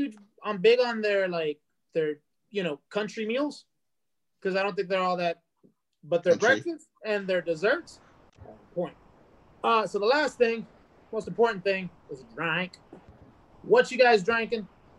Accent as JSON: {"language": "English", "region": "Texas", "country": "United States", "tie": "born there", "said": "I forgot about Dr. Pepper, and I'm from Texas. I was born in Texas, so really Dr. Pepper is like in my blood."}